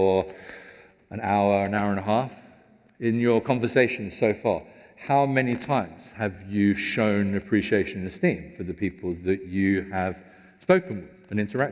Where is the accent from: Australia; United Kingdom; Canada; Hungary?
United Kingdom; we're British